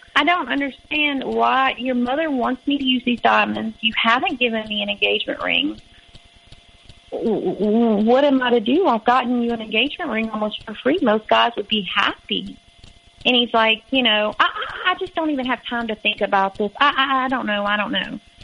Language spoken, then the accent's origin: English; Louisiana, United States; moved away as an adult; I was from Louisiana